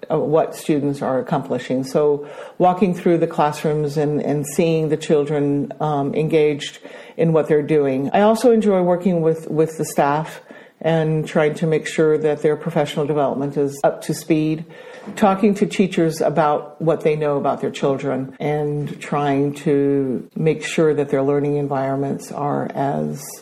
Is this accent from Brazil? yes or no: yes; Brazil; accent: American; also born or lived in Denmark; I am Danish, but I grew up in Brazil um, studied in an American school in Brazil, which explains my American accent.